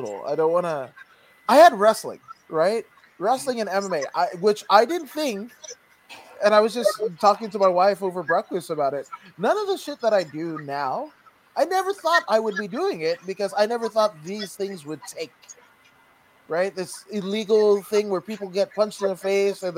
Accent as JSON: {"language": "English", "region": "Northern California", "country": "United States", "tie": "born or raised there", "lives_now": "Los Angeles, United States", "said": "I was born in NorCal, lived in Central California, and reside now in Southern California."}